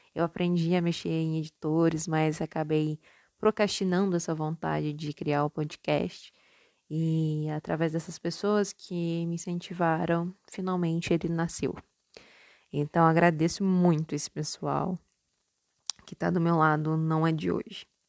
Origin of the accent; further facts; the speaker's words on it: Minas Gerais, Brazil; accent: mixed paulista and mineiro; also born or lived in São Paulo; eu sou nascida em São Paulo e criada em Minas. Então o meu sotaque ele é um pouco confuso. Algumas vezes o meu R tende a ser um pouco mais paulista e outras vezes ele tende a ser um R mais mineiro.